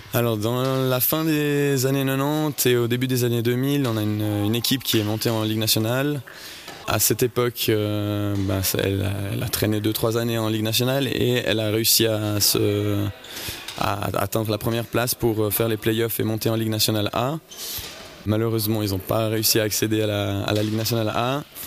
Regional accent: Saint-Maurice, Valais, Switzerland; je viens de Saint-Maurice

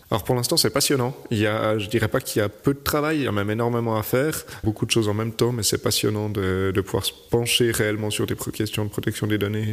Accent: Vaud, Switzerland; moved away as an adult; now in Troistorrents, Switzerland; moi je suis vaudois d'origine

